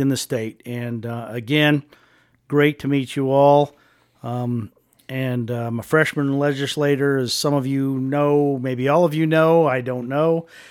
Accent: Wheatland, Wyoming, United States; moved away as an adult; also born or lived in Casper, Wyoming; I was a born and raised in Wheatland, uh, grew up in this fantastic state

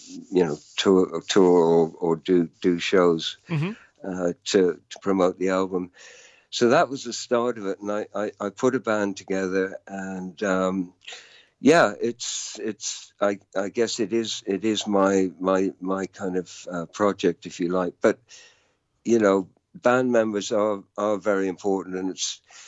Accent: Dublin, Leinster, Ireland; now in London, United Kingdom; I grew up in Dublin, although being born in London, but from the age of two. So I really consider myself more Irish than, you know, English

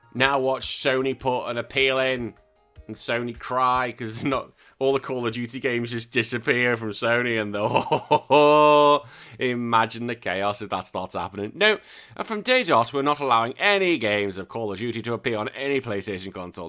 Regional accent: England, United Kingdom; I know I'm English, but I'm still British.

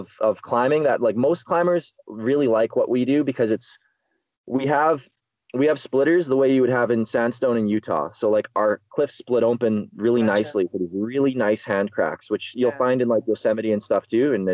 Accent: northwestern Ontario, Canada; But I'm from the Canadian Shield, northwestern Ontario. That's where I develop

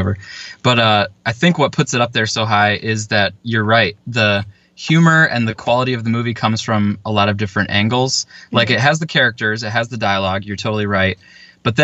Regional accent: Upper Peninsula, Michigan, United States; I'm from Michigan, although the upper peninsula

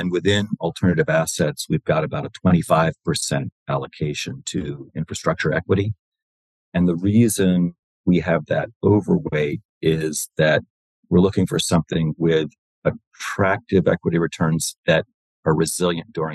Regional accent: Wilmington, Delaware, United States; I grew up in Wilmington, Delaware

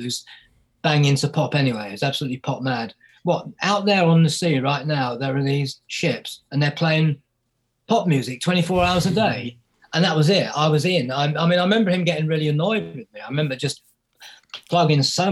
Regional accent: Bedfordshire, East of England, United Kingdom; I grew up in Bedfordshire

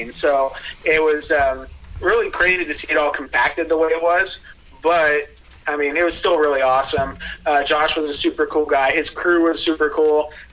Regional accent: Pacific Northwest, United States; Hey, but we're from Pacific Northwest

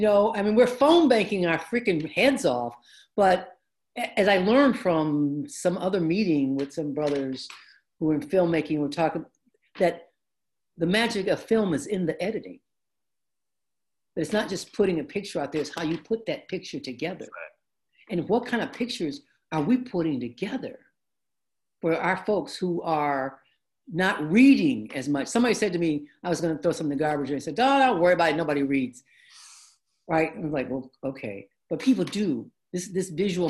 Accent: Detroit, Michigan, United States; I grew up in the African American community. Our neighborhood in Detroit used to be predominantly immigrants from Italy and Poland and Hungary, right? When we moved in, we were like the second black family

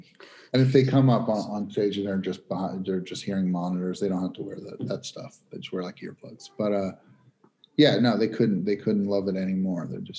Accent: New York, United States; they always treated me as a New Yorker very, very well there.

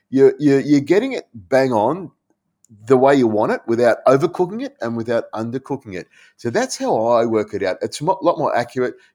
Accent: Malaysia; my dad was in the air force. We grew up in Malaysia.

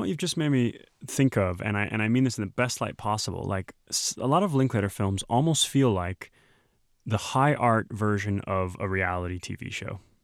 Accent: Texas, United States; moved away; my home state

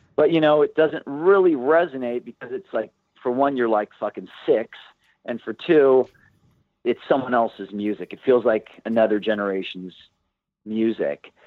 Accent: Santa Barbara, California, United States; moved away as an adult; also born or lived in Los Angeles; we grew up in Santa Barbara

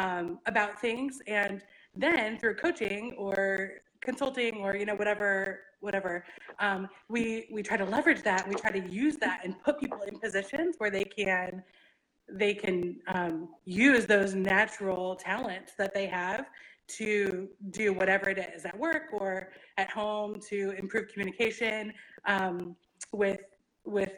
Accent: Kansas City, Missouri, United States; I'm from Kansas City

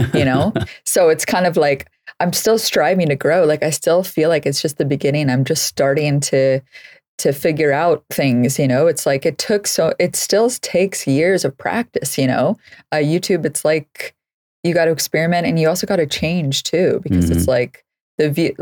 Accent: San Francisco Bay Area, California, United States; So I grew up in the Bay Area, just north of the Golden Gate Bridge. So in the San Francisco Bay Area region

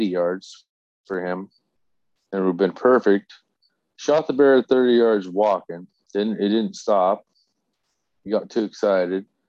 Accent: Oregon, United States; I'm from Oregon.

